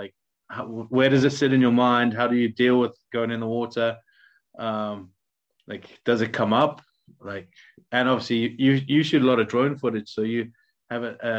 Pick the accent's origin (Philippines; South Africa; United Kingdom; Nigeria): South Africa; Durban, KwaZulu-Natal; moved away; I'm from the east coast of South Africa, but way further up. I'm from Durban.